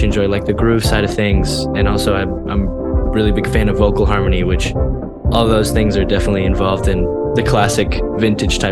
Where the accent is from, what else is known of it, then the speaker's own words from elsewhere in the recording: Colombia; also born or lived in Texas, United States; now in Boston, United States; I'm from Colombia. Yeah, I was born in Colombia. I lived in Texas for a little while.